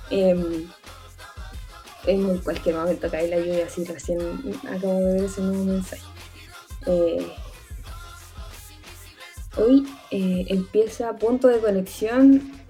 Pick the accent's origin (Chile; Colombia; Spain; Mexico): Chile; Concepción, Biobío; radio para mí me parece una escuela como de comunicaciones real muy importante para todas las personas que somos de, de, de Concepción